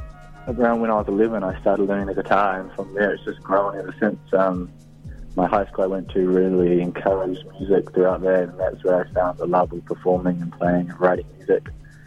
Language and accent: English; Opoutere, Waikato, New Zealand; a place where I grew up on the Coromandel called Opotere